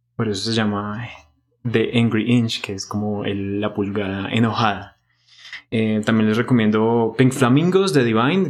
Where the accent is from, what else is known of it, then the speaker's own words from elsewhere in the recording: Bogotá, Colombia; nosotros como bogotanos y colombianos